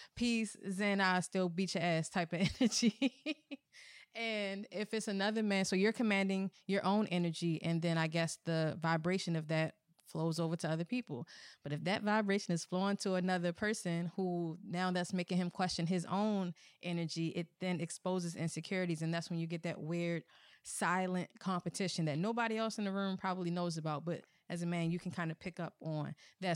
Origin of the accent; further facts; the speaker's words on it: Baltimore, Maryland, United States; accent: Baltimore; I'm from Baltimore.